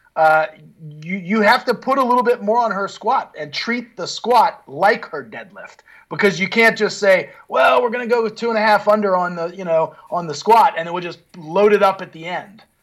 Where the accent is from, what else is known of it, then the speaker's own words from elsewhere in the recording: United States; being an American